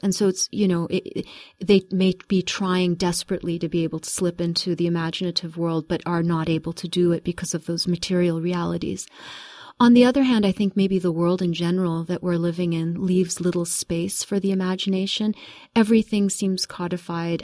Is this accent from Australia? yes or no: no; Kuwait; also born or lived in United Kingdom / United States; I was born in Kuwait in nineteen seventy, so I'm gonna give my, give my age away. And I was very young when my parents left Kuwait. We lived in, uh, a, a brief time in the U K and then in the U S for the first six years. I came back to Kuwait in nineteen seventy-six.